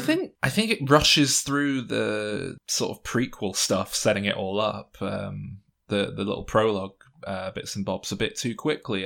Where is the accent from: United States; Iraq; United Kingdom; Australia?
United Kingdom; England; we're English